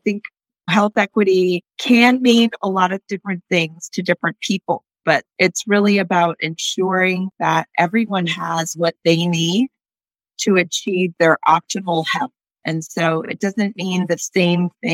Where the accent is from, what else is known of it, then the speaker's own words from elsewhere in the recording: Northern California, United States; I grew up in Northern California